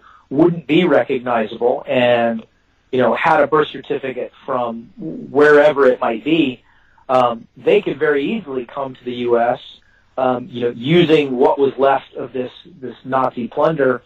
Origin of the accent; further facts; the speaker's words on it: Texas, United States; I'm a Texan